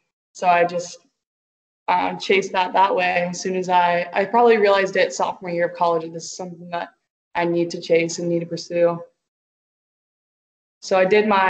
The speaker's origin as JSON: {"language": "English", "country": "Canada", "also_born_or_lived": "Dominican Republic", "moved": "yes", "said": "I'm originally from Canada, so I didn't do any Spanish growing up."}